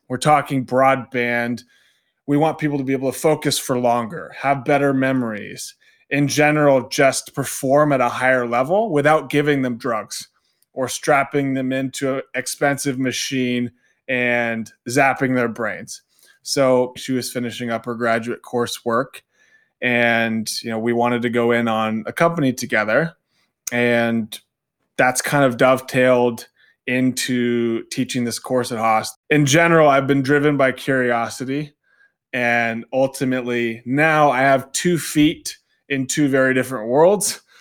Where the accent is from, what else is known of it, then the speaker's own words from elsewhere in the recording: Southern California, United States; moved away as an adult; I'm originally from Southern California, so not too far away from Orange County.